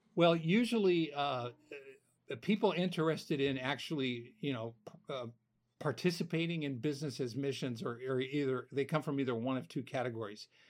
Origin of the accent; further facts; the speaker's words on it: United States; being born and raised in America within the American church